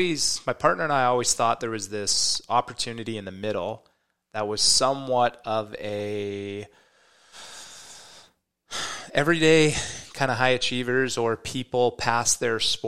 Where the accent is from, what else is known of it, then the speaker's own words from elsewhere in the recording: Canada; I grew up in Canada